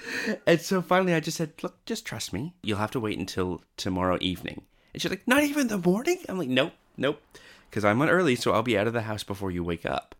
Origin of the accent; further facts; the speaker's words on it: Canada; now in Australia; I was originally from Canada and came over to Australia